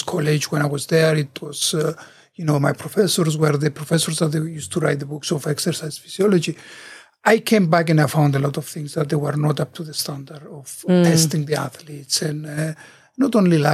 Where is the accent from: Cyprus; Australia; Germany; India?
Cyprus; moved away as an adult; also born or lived in United States; when I came back to Cyprus, I worked for a while at the sports center